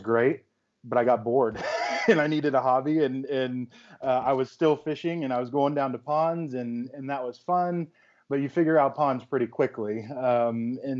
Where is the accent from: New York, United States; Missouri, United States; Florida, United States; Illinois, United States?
Florida, United States; Central; moved away; I'm originally from Central Florida, and we had a pond in our backyard that every day after school I'd go down